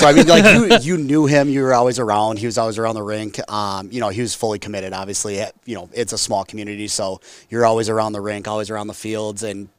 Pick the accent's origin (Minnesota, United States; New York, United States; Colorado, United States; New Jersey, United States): Minnesota, United States; Delano; I grew up in Delano, blue-collar town, small town.